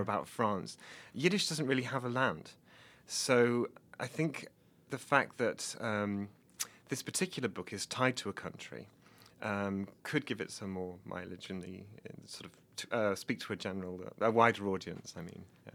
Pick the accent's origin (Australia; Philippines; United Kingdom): United Kingdom; Nottingham, East Midlands; moved away as an adult; also born or lived in Oxford, England; now in Bloomington, United States; I'm from Nottingham in England